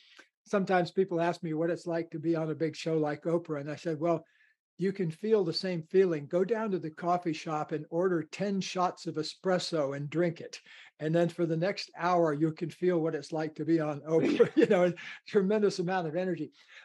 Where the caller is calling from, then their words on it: Ojai, California, United States; I live in Southern California in a beautiful kind of a desert mountain valley about 11 miles from the ocean called Ojai, O-J-A-I.